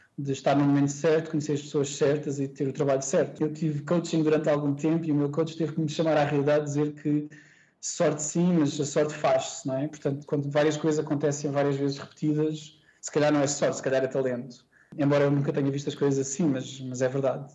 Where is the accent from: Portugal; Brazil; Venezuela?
Portugal; Setúbal; born or raised there; moved away as an adult; also born or lived in Singapore / Indonesia / United Arab Emirates / Germany; now in Kuala Lumpur, Malaysia